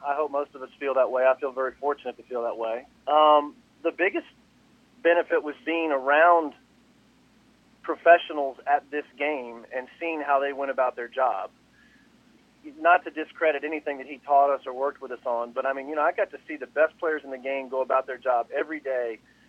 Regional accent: Oakland, California, United States; I grew up in Oakland, you know, living there when he was there.

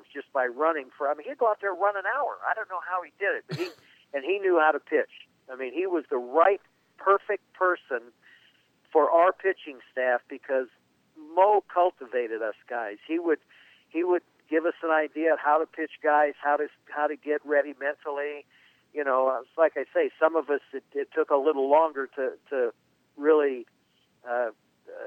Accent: Southern California, United States; I grew up in Southern California

